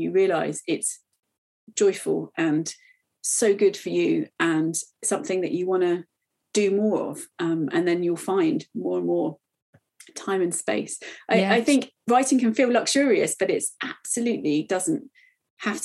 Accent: United Kingdom; as a British person

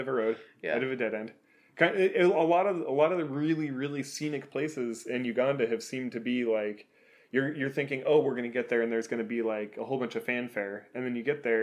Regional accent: Oregon, United States; … and I, we're from Oregon in the Pacific Northwest of the United States

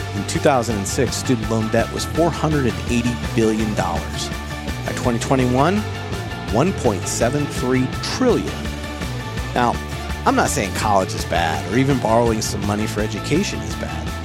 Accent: Marshalltown, Iowa, United States; moved away; my hometown of Marshalltown, Iowa.

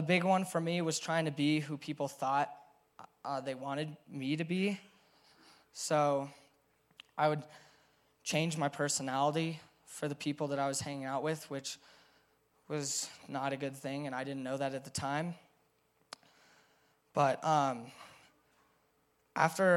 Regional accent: Crested Butte, Colorado, United States; growing up in Crested Butte

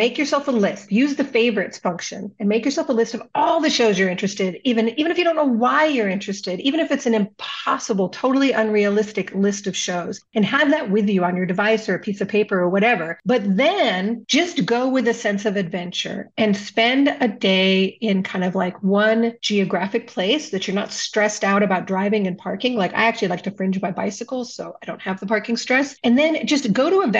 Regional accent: Southern California, United States; now in Minnesota, United States; I'm originally from Southern California, and I'm originally from a neighborhood in Southern California with a large number of Southeast Asian, mostly Vietnamese people. And I grew up around the Vietnamese culture quite a bit in California.

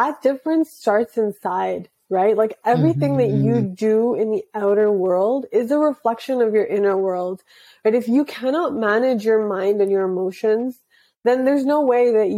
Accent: Canada; my parents are from India, I'm sure you can tell. And I was born in Canada. And so I always grew up with these two conflicting sets of values

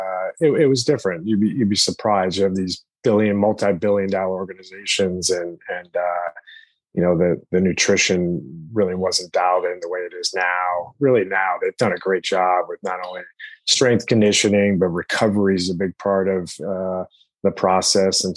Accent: Connecticut, United States; I grew up in Connecticut

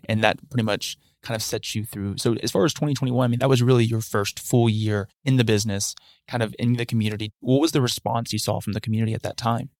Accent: Huntsville, Alabama, United States; I've grown up in Huntsville my entire life. Haven't left, went to school here myself too

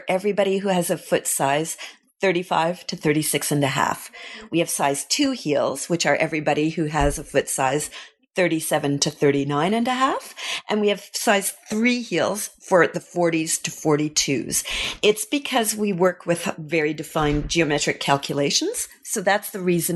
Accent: Ottawa, Ontario, Canada; moved away as an adult; now in Paris, France; growing up in Ottawa

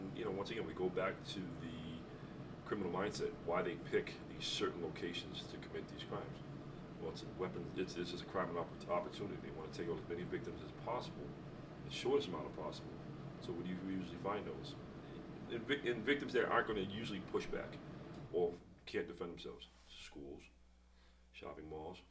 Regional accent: Boston, Massachusetts, United States; growing up in Boston in the city

